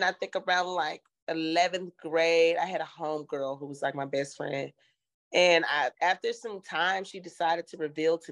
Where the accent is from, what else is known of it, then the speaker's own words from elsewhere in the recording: Memphis, Tennessee, United States; moved away as an adult; now in Los Angeles, United States; I hail from Memphis, Tennessee. I've been living in Los Angeles, California for about 12 years